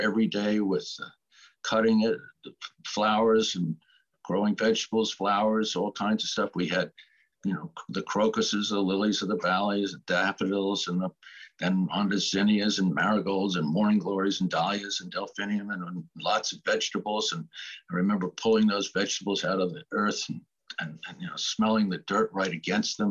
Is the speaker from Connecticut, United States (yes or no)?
yes; Connecticut, United States; born or raised there; also born or lived in Boston, Massachusetts / Andover, Massachusetts